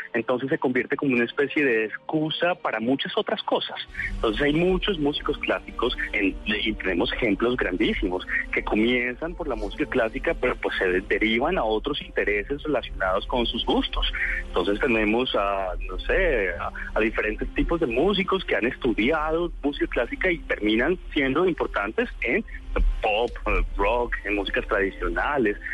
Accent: Colombia; nosotros somos como colombianos

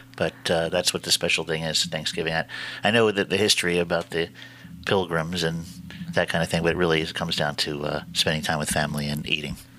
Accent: Washington, District of Columbia, United States; I'm from Washington D.C.

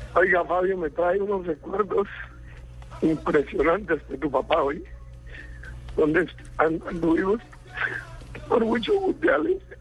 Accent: Santander, Colombia; moved away; Tengo mi carácter mi raza santanderiana

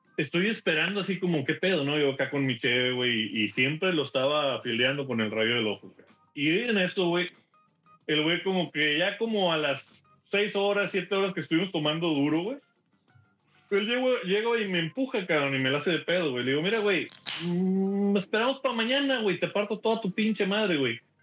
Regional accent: Mexico; moved away as an adult; also born or lived in Houston; now in Dallas, United States; soy mexicano

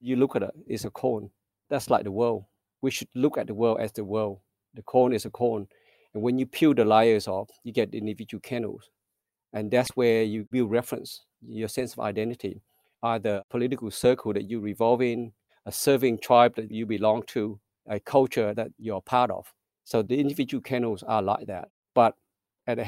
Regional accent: South Australia, Australia; English is a second language; also born or lived in Vietnam / Melbourne; growing up in Australia

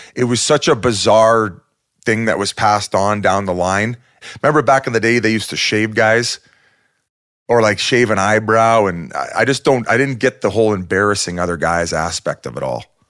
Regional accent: Welland, Ontario, Canada; I grew up in Welland, Ontario

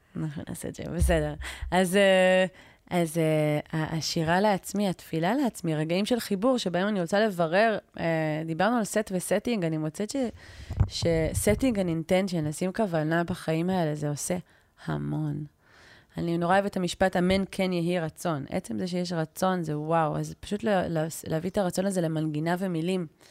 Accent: Israel; אני ישראלית

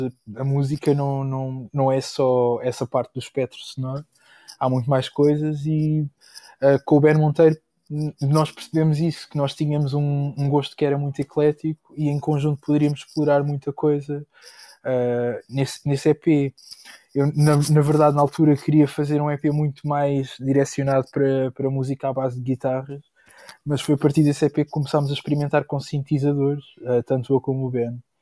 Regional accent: Moita, Setúbal, Portugal; na minha terra, na Moita

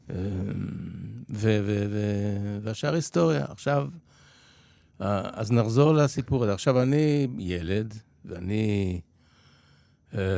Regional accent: Israel; born or raised there; also born or lived in Poland

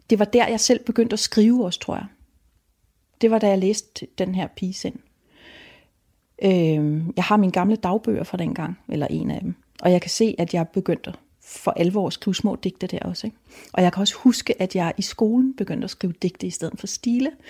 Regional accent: Rødby, Zealand, Denmark; Jeg voksede op i Rødby. Og jeg var også et nøglebarn, men jeg havde ikke en nøgle om halsen

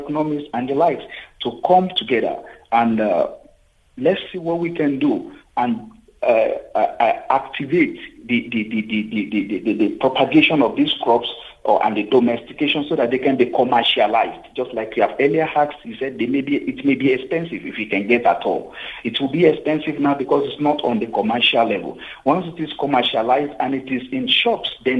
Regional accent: South Africa; in South Africa, as South African

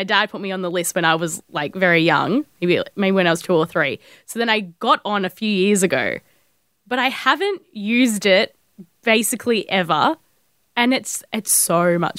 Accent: Melbourne, Victoria, Australia; I'm from the northern suburbs, which, you know... different to south of the Yarra.

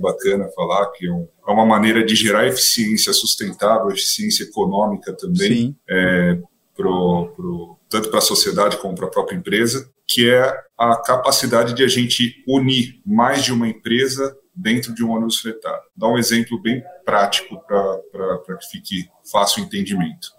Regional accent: São Paulo, Brazil; sou de São Paulo, vivo em São Paulo

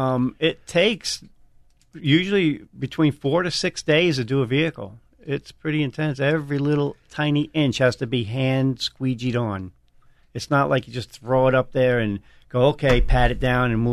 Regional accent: Jersey City, New Jersey, United States; Jersey City, and Bayonne is the city right next to where I grew up.

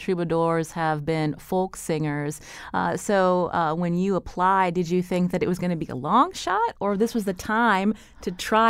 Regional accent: Pennsylvania, United States; now in Connecticut, United States; I'm not from Connecticut. I grew up in Pennsylvania. But since living here for 11 years now

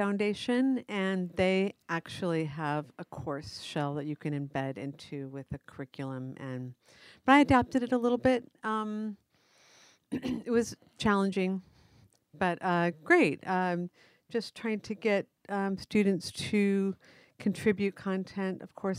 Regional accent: Yuma, Arizona, United States; also born or lived in Southern California; I was raised in the West, Yuma, Arizona, some Southern California a bit.

